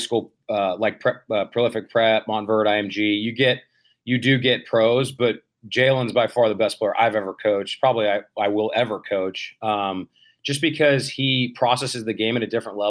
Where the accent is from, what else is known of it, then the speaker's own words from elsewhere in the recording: Bay Area, California, United States; I grew up in the Bay Area